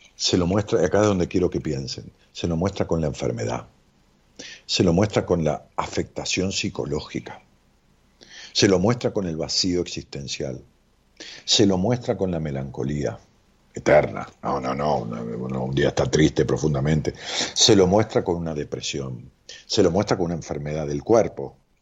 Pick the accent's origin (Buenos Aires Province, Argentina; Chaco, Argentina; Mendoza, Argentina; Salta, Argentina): Buenos Aires Province, Argentina; Ramos Mejía; now in Buenos Aires, Argentina; allá en mi pueblo, digo pueblo con todo cariño, es una ciudad de qué sé 300, 400 mil habitantes, este, Ramos Mejía